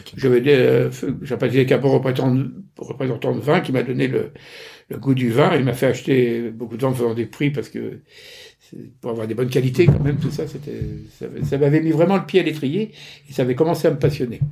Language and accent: French; Normandy, France; je suis normand, euh, j'ai fait mes études euh, en Normandie, pont de Mer, Bernay